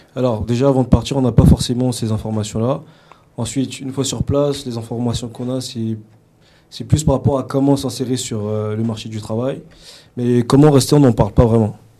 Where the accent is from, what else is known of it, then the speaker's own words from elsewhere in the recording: France; now in Canada; en tant que Français